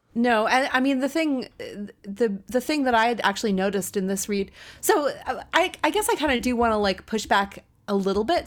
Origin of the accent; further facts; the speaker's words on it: United States; an American woman